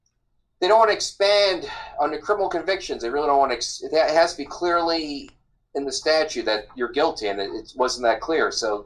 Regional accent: Mercer County, New Jersey, United States; Mercer County, where I'm from.

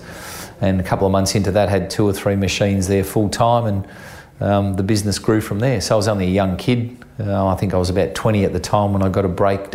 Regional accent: Geelong, Victoria, Australia; I grew up in Geelong as a youngster

